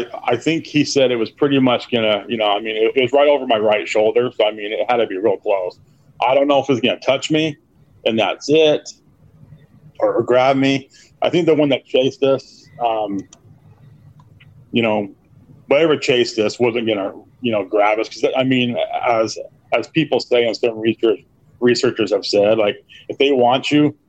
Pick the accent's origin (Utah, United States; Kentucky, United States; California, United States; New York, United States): Utah, United States; I'm from Utah. But I was born there.